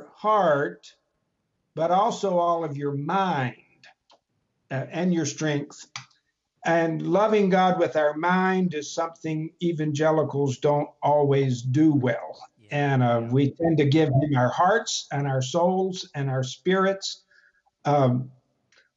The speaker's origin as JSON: {"language": "English", "region": "the South", "country": "United States", "tie": "born or raised there", "also_born_or_lived": "Paris, France / Albany, New York", "moved": "as an adult", "lives_now": "Wilmore, Kentucky, United States", "said": "I grew up south of the Mason-Dixon line in the Bible Belt"}